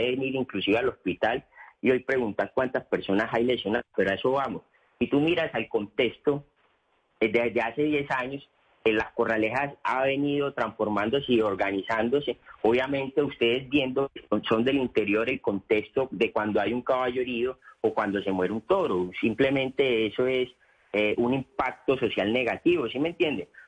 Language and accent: Spanish; Antioquia, Colombia; Porque si bien nosotros somos un municipio antioqueño eh, que está en Antioquia, pero nosotros lindamos con la región sabanera.